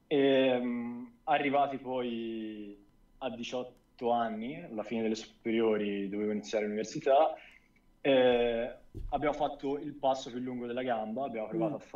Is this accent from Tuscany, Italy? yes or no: yes; near Florence, Tuscany, Italy; accent: Tuscan; also born or lived in Sicily; Toscano. Vicino Firenze.